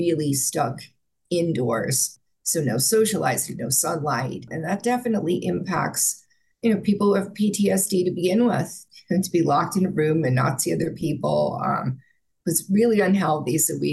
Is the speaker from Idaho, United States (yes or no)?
no; Bergen County, New Jersey, United States; I was born in New Jersey, first Jersey City, which is, you know, bustling metropolis, and then we moved to Bergen County